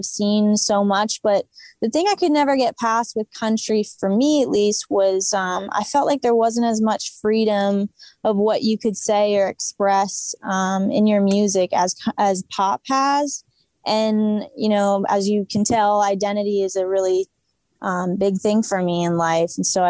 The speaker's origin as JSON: {"language": "English", "region": "California", "country": "United States", "said": "I really respect the genre, but I'm from California."}